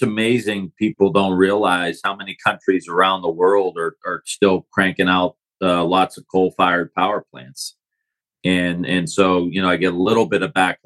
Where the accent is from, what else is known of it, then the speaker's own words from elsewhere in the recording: Youngstown, Ohio, United States; I grew up just outside of Youngstown, Ohio, northeast area of the state